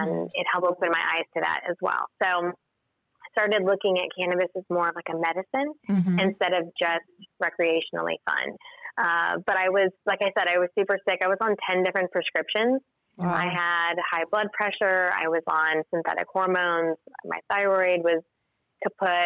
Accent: Tulsa, Oklahoma, United States; moved away as an adult; I'm from Tulsa. I just recently moved my business back here, though. I've lived outside of the state for many years, but Tulsa's always been my home

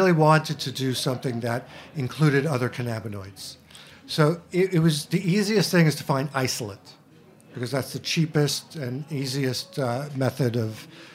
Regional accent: New York City, New York, United States; I'm from Queens

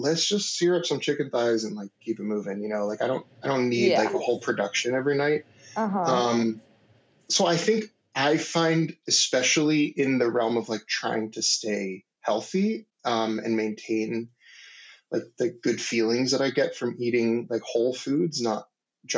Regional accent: Maryland, United States; I grew up in Maryland, like sort of in the DC area

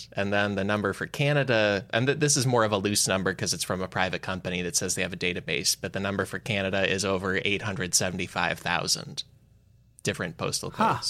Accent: Illinois, United States; There's somebody from my hometown who they made their Twitter bio location the 630, which was our area code for the phones.

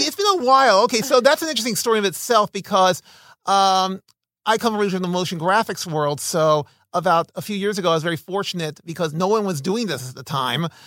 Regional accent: Philadelphia, Pennsylvania, United States; also born or lived in New Orleans, Louisiana / Santa Clarita, California; now in Los Angeles, United States; I'm originally from Philadelphia, Uh, but I lived in New Orleans, Louisiana for eight years

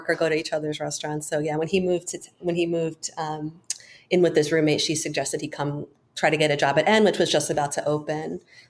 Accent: Long Island, New York, United States; moved away as an adult; also born or lived in Japan; now in Los Angeles, United States; I grew up on Long Island, and I went to school in the city. So I was already living in New York when I went to Japan, and then I moved back to finish college.

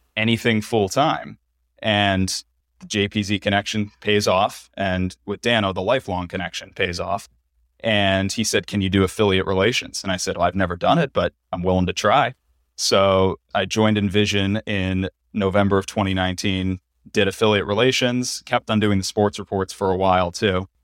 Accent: New Jersey, United States; moved away as an adult; also born or lived in Fayetteville, Arkansas / Syracuse; now in Cleveland, United States; growing up in New Jersey, I was lucky to be fairly well traveled with my family.

